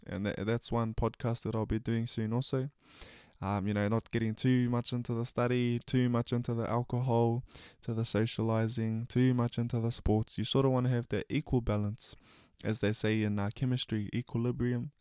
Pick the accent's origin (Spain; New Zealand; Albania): New Zealand; I was born in Napo, uh, lived next to the ocean, the bush, and the river. Also worked hard on the farm with my koro